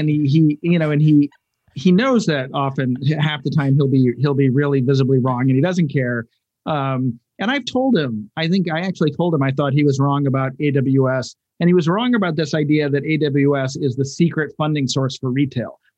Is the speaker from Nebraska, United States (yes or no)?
no; Cleveland, Ohio, United States; I'm from Cleveland, Ohio.